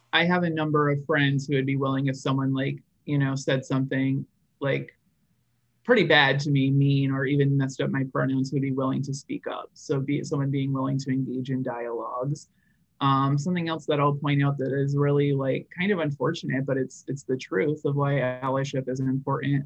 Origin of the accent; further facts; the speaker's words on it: rural Vermont, United States; I actually grew up in rural Vermont.